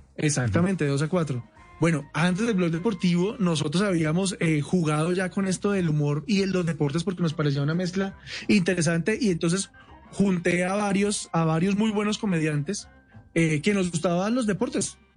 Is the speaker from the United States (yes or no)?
no; Colombia